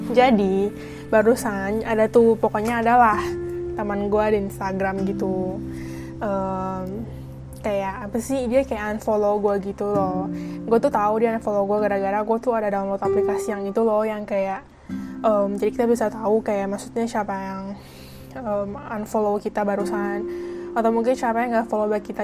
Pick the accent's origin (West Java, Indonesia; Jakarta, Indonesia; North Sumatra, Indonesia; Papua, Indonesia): Jakarta, Indonesia; terus anak Indonya tuh nggak cuma dari Jakarta doang gue kan dari Jakarta